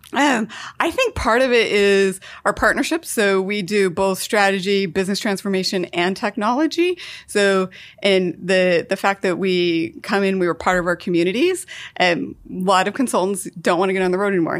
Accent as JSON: {"language": "English", "region": "Idaho", "country": "United States", "tie": "born or raised there", "also_born_or_lived": "Seattle", "moved": "yes", "lives_now": "Portland, United States", "said": "Born and raised in Idaho, lived in Seattle for ten"}